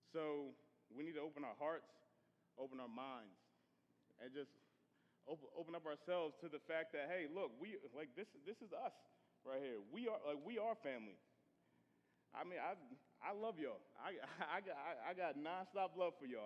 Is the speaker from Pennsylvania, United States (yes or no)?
yes; Philadelphia, Pennsylvania, United States; moved away; I'm from Philadelphia, Pennsylvania